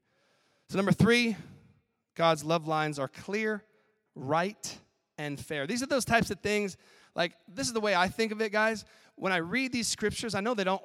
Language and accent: English; Denver, Colorado, United States; I grew up in Denver